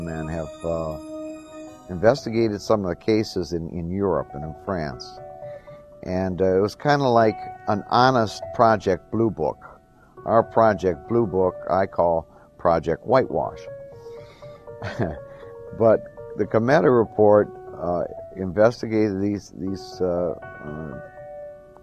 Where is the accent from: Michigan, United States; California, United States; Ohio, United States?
Michigan, United States; In Michigan, I'm from Michigan, of course, and I'm with Michigan MUFON